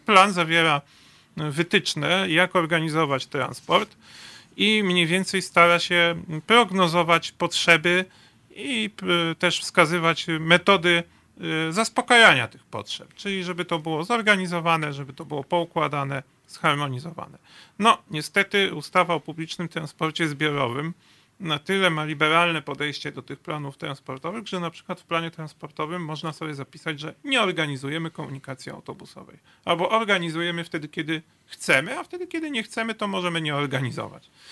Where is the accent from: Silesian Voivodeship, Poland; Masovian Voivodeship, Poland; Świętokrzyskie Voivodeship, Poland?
Masovian Voivodeship, Poland; U nas na Mazowszu